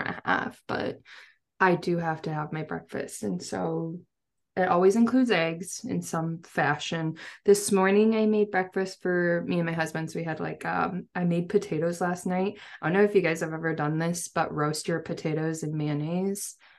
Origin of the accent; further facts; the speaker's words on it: Seattle, Washington, United States; I'm from Seattle area